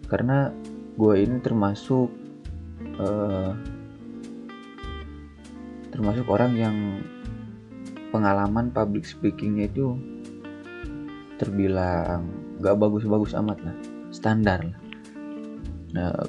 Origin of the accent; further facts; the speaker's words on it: Sumedang, West Java, Indonesia; yang gua tahu itu di kota Sumedang aja jadi kota gua aja tiga bab itu sampai dua juta setengah